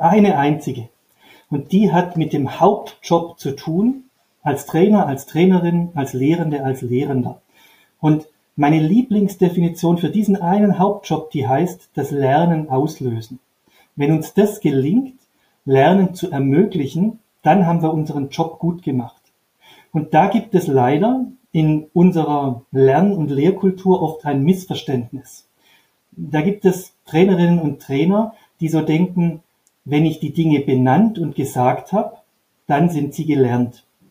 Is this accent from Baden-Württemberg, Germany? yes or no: yes; Upper Swabia, Baden-Württemberg, Germany; Ich bin an einer Modellschule in Oberschwaben aufgewachsen, mit Blick auf den Bodensee